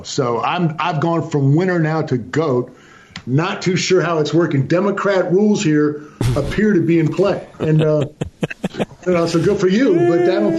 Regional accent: Hawaii, United States; also born or lived in Massachusetts; now in Texas, United States; I was born there, but I've never claimed Hawaiian as a legitimate.

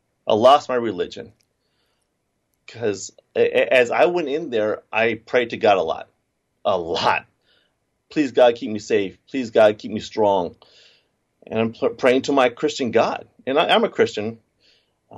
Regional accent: United States; I was born in America

